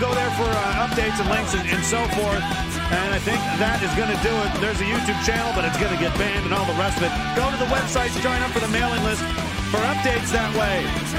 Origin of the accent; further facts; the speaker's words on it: New Jersey, United States; I'm from New Jersey, motherfucker. Back when they built them different.